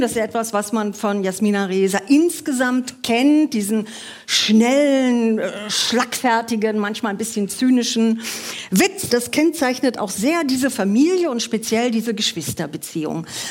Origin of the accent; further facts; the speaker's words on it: Germany; wir als Deutsche